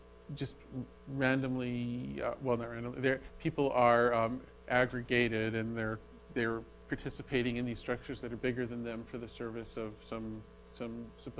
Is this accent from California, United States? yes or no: yes; Berkeley, California, United States; Berkeley, from my hometown